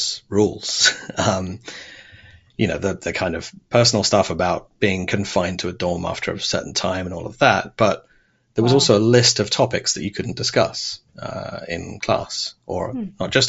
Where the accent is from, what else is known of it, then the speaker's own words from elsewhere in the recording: Devon, South West England, United Kingdom; moved away as an adult; also born or lived in Saudi Arabia / Oxford, England; When we moved back to England, we lived in Devon, which is quite a rural, idyllic part of the country. So I had most of my schooling there in Devon